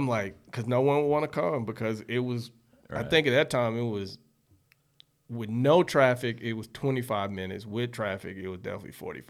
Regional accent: Charlotte, North Carolina, United States; I went to West Charlotte with Gump Class at 93.

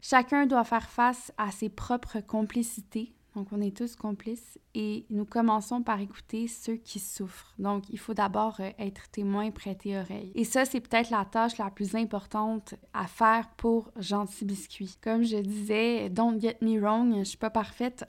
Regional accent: Quebec, Canada; chez nous au Québec

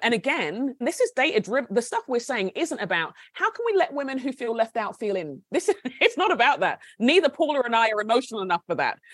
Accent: Nigeria; also born or lived in United Kingdom; now in United States; My husband and I are Brits. He's a Scot. I'm Nigerian, and my kids were born in the States.

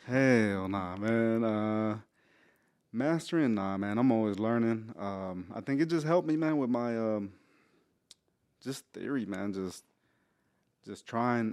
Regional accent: Houston, Texas, United States; I was raised in Spring Branch

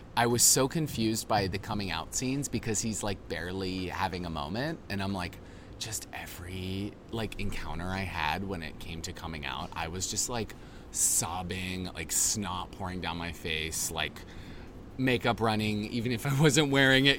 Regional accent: Boise, Idaho, United States; moved away; I grew up in Boise.

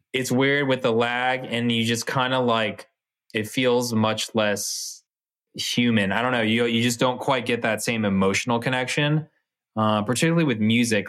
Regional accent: Bay Area, California, United States; we're from the Bay Area

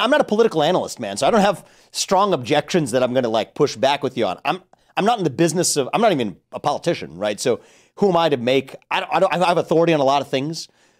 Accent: Ohio, United States; I'm from Ohio.

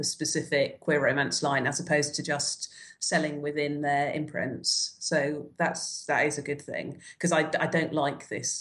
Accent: United Kingdom; I'm coming at this as a Brit

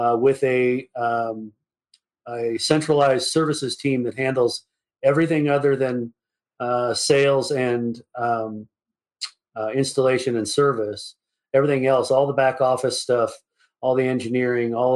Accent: Napa Valley, California, United States; moved away as an adult; I was born and raised in the Napa Valley.

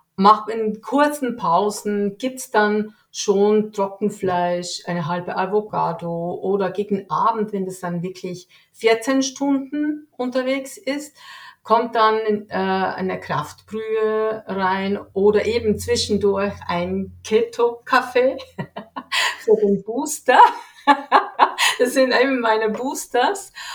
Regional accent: Switzerland; ich lebe hier in der Schweiz, bin geboren hier in der Schweiz

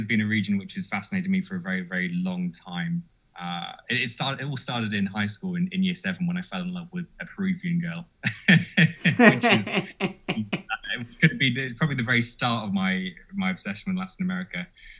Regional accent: Cambridge, East of England, United Kingdom; moved away as an adult; also born or lived in London; now in Honduras; I'm originally from the United Kingdom. I come from Cambridge and I come from a family of violin makers.

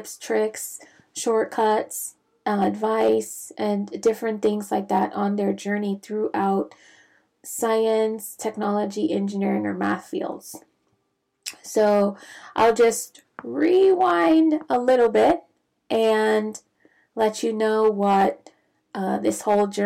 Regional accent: Bahamas; moved away as an adult; also born or lived in Grenada / Santo Domingo, Dominican Republic; now in United States; I'm not originally from the United States, so I'm from the Caribbean, originally from the Bahamas

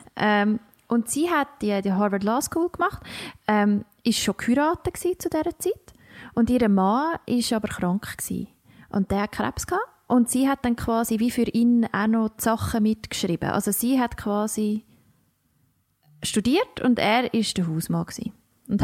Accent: Switzerland; accent: Swiss German; unseren Dialekt mega herzig finden

